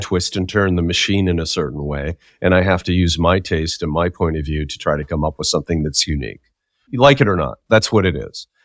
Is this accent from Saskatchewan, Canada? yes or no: yes; Saskatchewan, Canada; when I was growing up in Saskatchewan